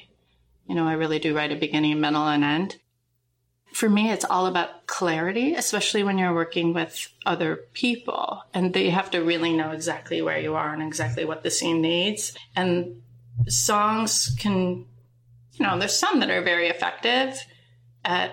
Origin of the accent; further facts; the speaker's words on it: Minnesota, United States; we grew up in Minnesota